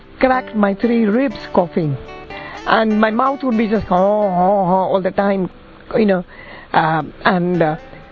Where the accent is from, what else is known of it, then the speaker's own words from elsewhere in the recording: India; moved away as an adult; also born or lived in Burma; now in London, United Kingdom; I'm originally from India, born in Burma, brought up in India, being Indian, got married in India and living in London